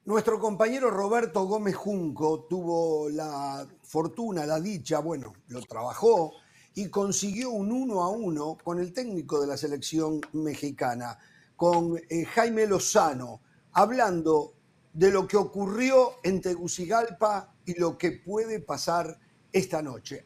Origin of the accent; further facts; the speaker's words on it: Uruguay; moved away; soy uruguayo